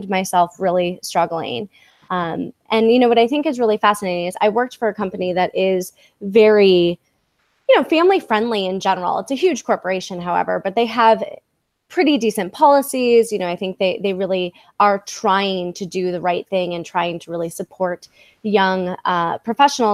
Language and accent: English; Midwest, United States; moved away; also born or lived in New York / San Diego / Los Angeles; I grew up in the Midwest